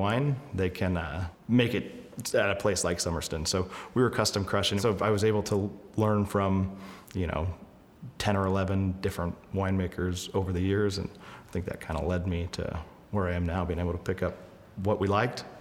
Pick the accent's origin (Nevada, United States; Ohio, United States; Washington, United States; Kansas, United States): Washington, United States; Belfair; moved away as an adult; now in Napa, United States; I'm originally from Washington State, the western side of the state, a little town called Belfair